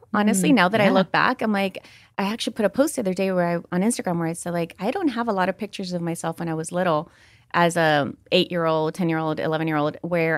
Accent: San Salvador, El Salvador; moved away; We grew up in El Salvador and we grew up in a privileged society because it was during the Civil War and I was in the capital

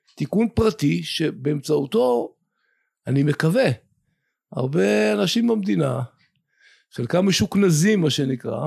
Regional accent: Afikim, Northern District, Israel; אני כקיבוצניק מאפיקים, שגדל בעמק הירדן

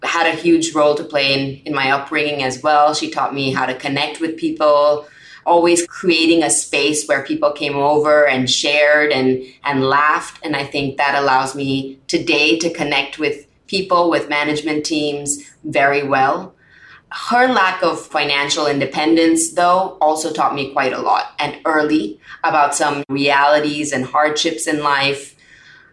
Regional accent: Bangkok, Thailand; also born or lived in Singapore; I grew up in Bangkok, Thailand. So Thailand is home for me.

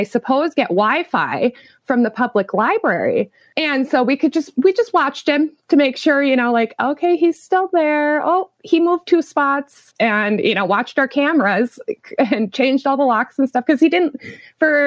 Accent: Williston, North Dakota, United States; also born or lived in Minneapolis, Minnesota / Omaha, Nebraska / Anchorage, Alaska; I'm from Williston, North Dakota. I've been here all my life. I grew up here

